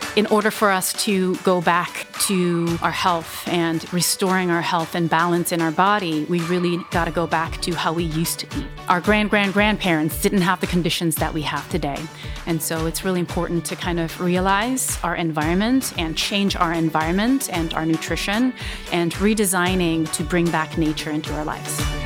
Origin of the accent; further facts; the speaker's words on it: Switzerland; English is a second language; moved away as an adult; also born or lived in Vietnam / Hong Kong; now in United States; And so I ended up in Switzerland for most of my childhood. I moved to the United States officially when I was nineteen